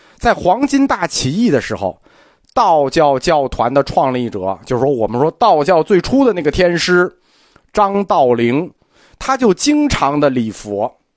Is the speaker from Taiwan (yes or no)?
no; China; 我们中国人对这个外来宗教好接受